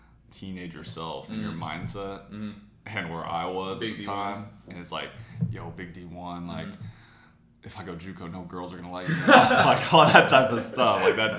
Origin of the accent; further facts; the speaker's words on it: Southlake, Texas, United States; Grew up in South Lake.